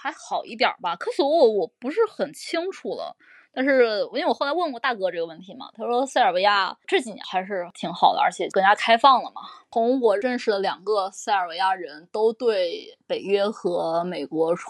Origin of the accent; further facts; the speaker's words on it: China; 对我们中国人来说